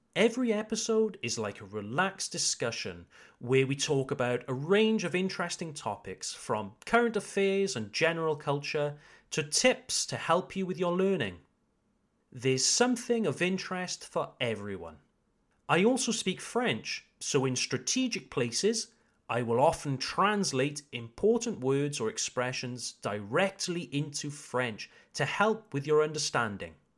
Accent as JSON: {"language": "English", "country": "United Kingdom", "moved": "yes", "lives_now": "Alsace, France", "said": "I am an English teacher from the United Kingdom"}